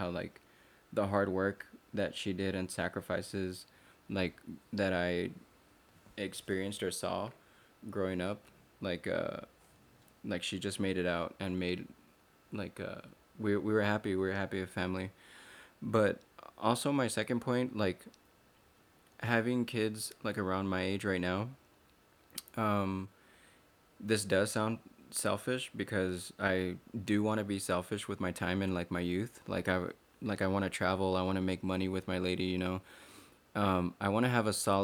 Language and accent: English; El Paso, Texas, United States; growing up in El Paso or being Hispanic, we're a family man